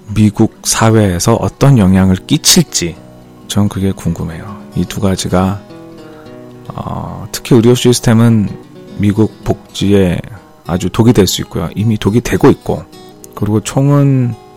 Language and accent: Korean; South Korea; now in United States; 우리 총이 없는 한국 사람으로서는